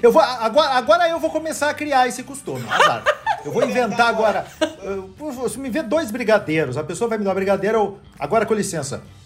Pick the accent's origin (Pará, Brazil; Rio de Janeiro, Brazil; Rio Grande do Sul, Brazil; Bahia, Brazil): Rio Grande do Sul, Brazil; Eu sou gaúcho